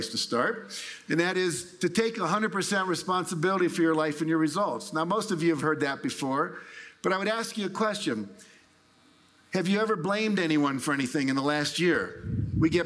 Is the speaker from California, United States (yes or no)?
yes; California, United States; I'm from California, like Barbara, so we do a lot of weird stuff there